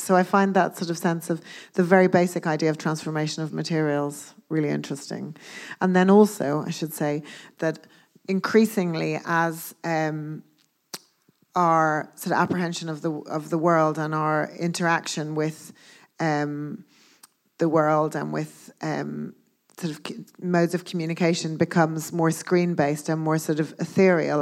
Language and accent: English; Dublin, Leinster, Ireland; moved away as an adult; also born or lived in Belfast / Glasgow / London; I grew up in Dublin, as you said, and I went to art school in Dublin for two years